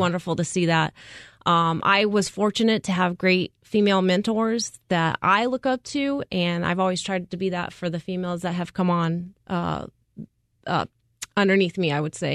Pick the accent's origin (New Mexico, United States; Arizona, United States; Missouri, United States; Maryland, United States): Arizona, United States; Prescott; now in Phoenix, United States; I grew up in Prescott, Arizona